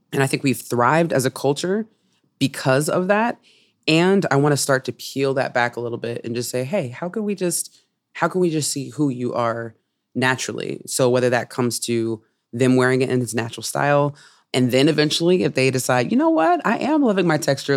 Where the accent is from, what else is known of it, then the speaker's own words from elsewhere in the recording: Oakland, California, United States; I'm from Oakland, California